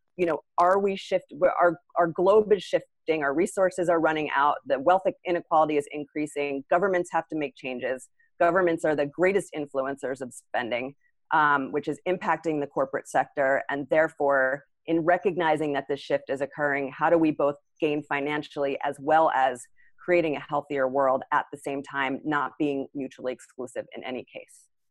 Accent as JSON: {"language": "English", "country": "United States", "said": "being an American"}